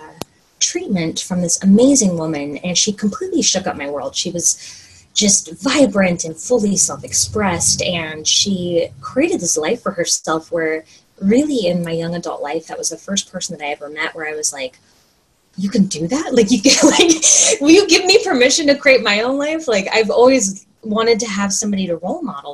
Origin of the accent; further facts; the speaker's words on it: Oklahoma, United States; moved away as an adult; now in Washington State, United States; I grew up in Oklahoma